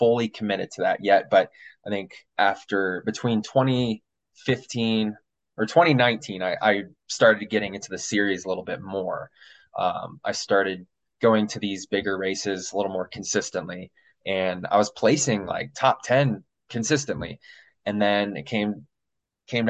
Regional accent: Illinois, United States; moved away as an adult; now in Colorado, United States; I'm from Illinois originally

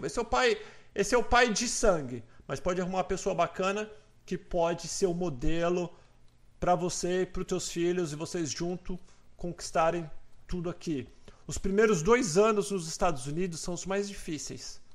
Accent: Brazil; now in United States; nós somos brasileiros.

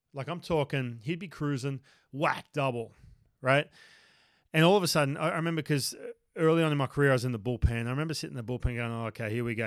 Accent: Newcastle, New South Wales, Australia; moved away; my hometown uh, up in Newcastle

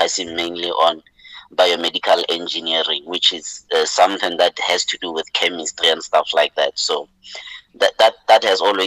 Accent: Mahikeng, North West, South Africa; moved away as an adult; now in Gauteng, South Africa; I'm from Lotlhakane in Mafikeng, you know, the greater Botswana, the only place we call home as Botswana, you know. So I was born there, raised there, lived there, you know, until I went to study at Wits

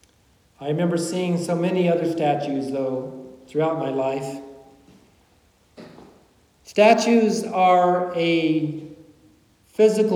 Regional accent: Kentucky, United States; when I was a little boy growing up in Kentucky

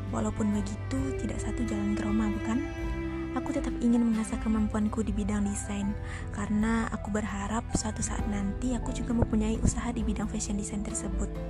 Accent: West Sumatra, Indonesia; now in South Lampung, Indonesia; Aku berasal dari Sumatera Barat dan bungsu dari tiga bersaudara.

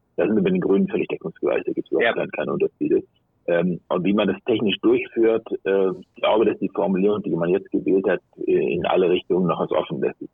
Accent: Hamburg, Germany; in meinem Heimatland Hamburg

